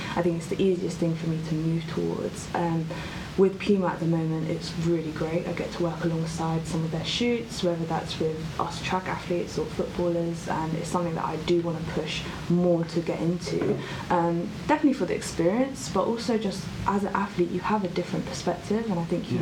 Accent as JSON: {"language": "English", "town": "Croydon", "region": "London", "country": "United Kingdom", "tie": "born or raised there", "said": "I grew up in Croydon, um, South London"}